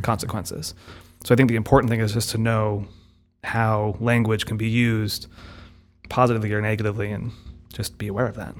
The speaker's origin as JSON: {"language": "English", "country": "United States", "tie": "born or raised there", "said": "we're both sort of raised in an American English-speaking context"}